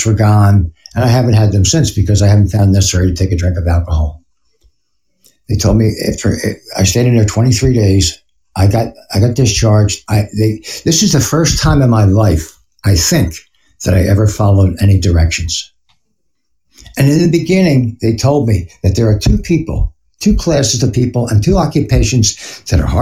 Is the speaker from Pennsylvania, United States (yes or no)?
yes; Philadelphia, Pennsylvania, United States; moved away; I'm from Philly